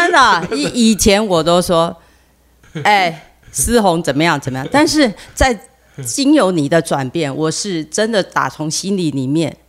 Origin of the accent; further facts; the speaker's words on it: Taiwan; 他先生是以色列人，嗯，那那老婆是我们台湾人